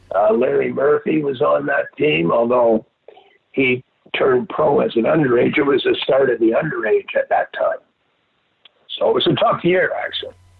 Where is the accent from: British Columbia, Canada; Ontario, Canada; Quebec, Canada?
Quebec, Canada; Montreal; moved away; two months into my life, we moved to Montreal